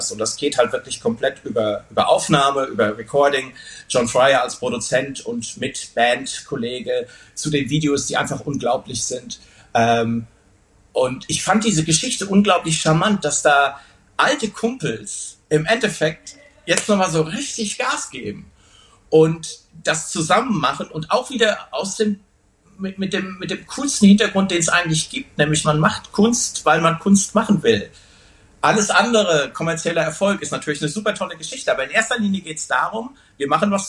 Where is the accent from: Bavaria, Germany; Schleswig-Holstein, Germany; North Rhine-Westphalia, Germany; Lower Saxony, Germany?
North Rhine-Westphalia, Germany; Wuppertal; wir kommen aus Wuppertal, wir sind stolz drauf, aus Wuppertal zu kommen